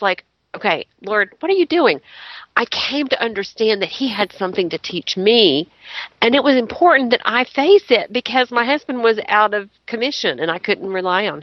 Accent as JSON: {"language": "English", "town": "Chattanooga", "region": "Tennessee", "country": "United States", "tie": "born or raised there", "said": "I grew up in Chattanooga around the Civil War"}